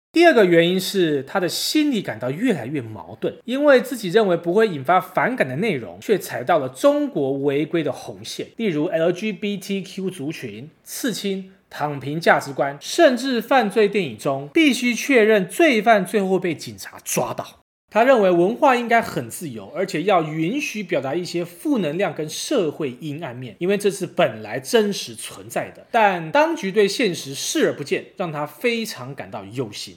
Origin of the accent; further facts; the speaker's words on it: Taiwan; 身为台湾人的我们